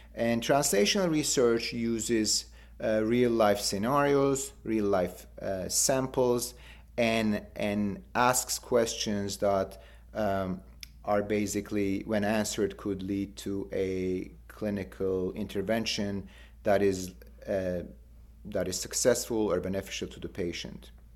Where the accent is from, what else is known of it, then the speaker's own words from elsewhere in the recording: Istanbul, Turkey; moved away as an adult; I was born in Istanbul and, and did my and completed my medical school in Istanbul